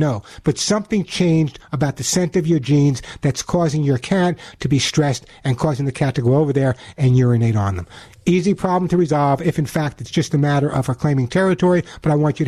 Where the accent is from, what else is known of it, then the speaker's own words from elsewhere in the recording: New York, United States; especially with friends of mine in New York, and you would never know my accent, that's where I'm originally from.